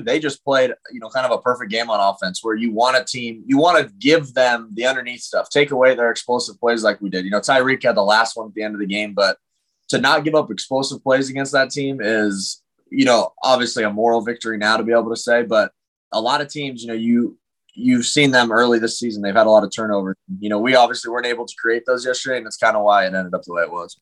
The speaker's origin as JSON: {"language": "English", "town": "Thousand Oaks", "region": "California", "country": "United States", "said": "I go home to Thousand Oaks, you know, California, even though most people think I'm Canadian"}